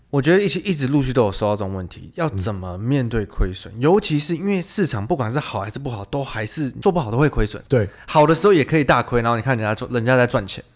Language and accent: Chinese; Taiwan; 我们台湾人